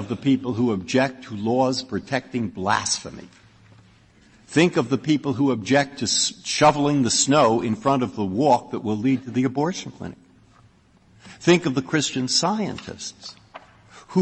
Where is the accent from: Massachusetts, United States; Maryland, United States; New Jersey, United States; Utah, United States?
Massachusetts, United States; I'm from Massachusetts